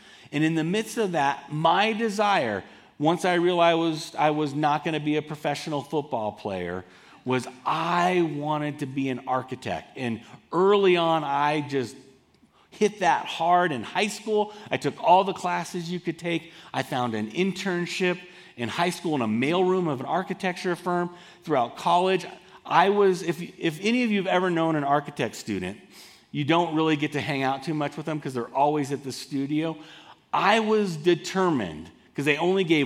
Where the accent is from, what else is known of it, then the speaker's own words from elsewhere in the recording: Southern California, United States; moved away as an adult; also born or lived in Boulder, Colorado; I grew up in Southern California, and I moved to this incredible conservative town called Boulder, Colorado, to go to college